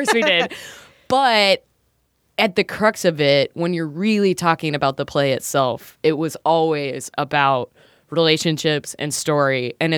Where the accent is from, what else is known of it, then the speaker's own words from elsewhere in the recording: Lancaster, South Carolina, United States; I'm from Lancaster, South Carolina, and I've still never, like, put that two and two together.